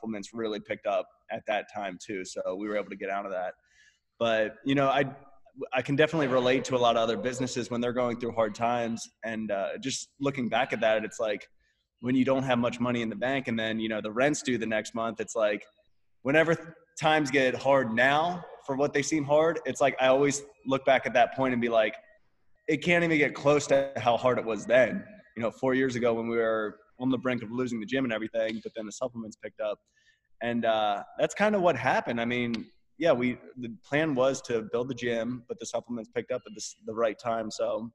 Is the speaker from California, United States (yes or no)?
no; Pennsylvania, United States; moved away as an adult; now in Austin, United States; we're from Pennsylvania, and we were just operating out of Pennsylvania.